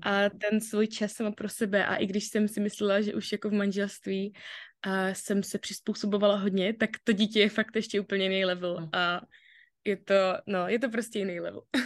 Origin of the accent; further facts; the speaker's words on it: Brno, South Moravian Region, Czechia; jsem z Brna